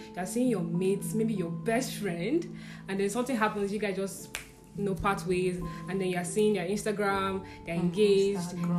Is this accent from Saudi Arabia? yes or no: no; Nigeria; also born or lived in Abuja; I'm coming from Nigeria